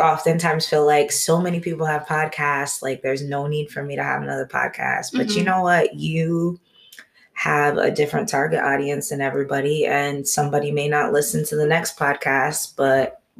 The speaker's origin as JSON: {"language": "English", "town": "Stamford", "region": "Connecticut", "country": "United States", "tie": "born or raised there", "said": "I was born and raised in Stanford. I went to WestCon."}